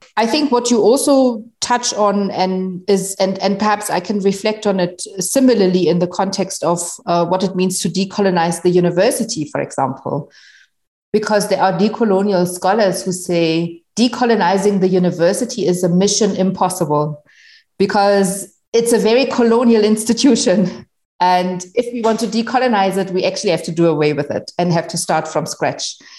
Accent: Germany; first language German; English is a second language; moved away as an adult; now in Johannesburg, South Africa; I'm originally from Germany. That's where I was born and grew up and went to school

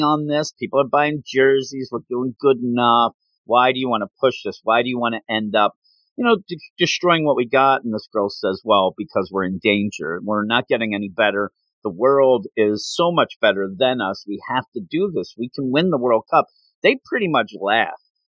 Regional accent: United States; as an American here

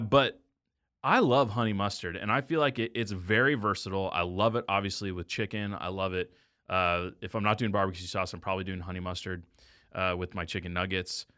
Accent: Texas, United States; now in Kansas City, United States; I grew up in Texas.

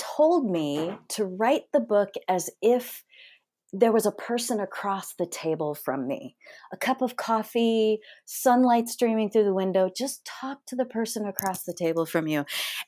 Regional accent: Wisconsin, United States; born there; I was born in Wisconsin, of all places, to a very hardworking factory worker and a waitress.

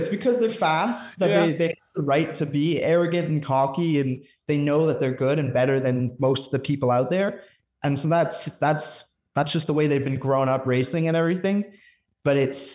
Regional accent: Canada; also born or lived in Alberta; I'm Canadian

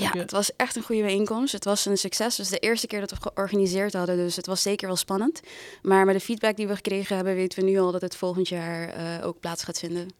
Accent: Curaçao; moved away as an adult; now in Amsterdam, Netherlands; Ik ben geboren en getogen op Curaçao met een Surinaamse moeder. Ik ben toen voor de studie verhuisd naar Amsterdam.

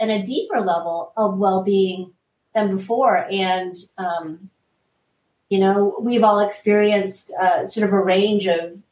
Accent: United States; I am Korean American

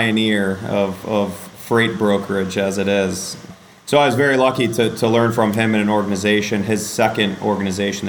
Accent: Western Michigan, United States; I grew up in Western Michigan in an entrepreneurial family

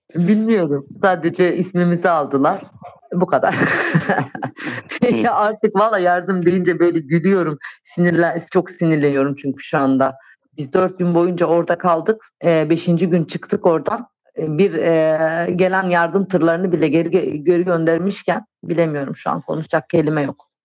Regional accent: Antakya, Hatay, Turkey; moved away as an adult; Orası benim memleketim

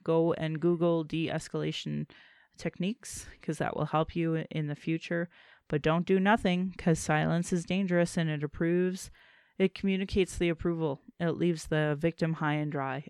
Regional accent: Calgary, Alberta, Canada; I was born in Calgary

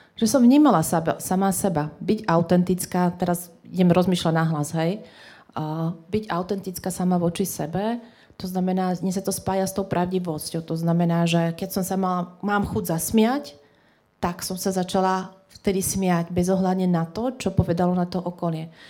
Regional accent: Trenčín, Trenčín Region, Slovakia; my sme z Trenčina

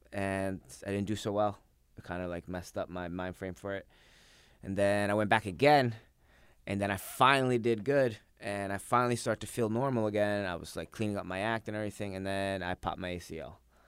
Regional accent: Pennsylvania, United States; now in New York, United States; I was born in New York but raised in Pennsylvania.

